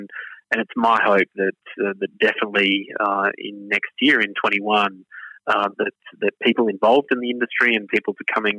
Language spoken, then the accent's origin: English; North Queensland, Australia; growing up in North Queensland myself on a grazing operation